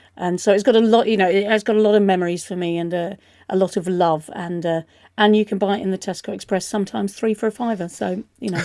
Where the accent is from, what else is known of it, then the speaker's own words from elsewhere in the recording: United Kingdom; we can rightly be proud of as British people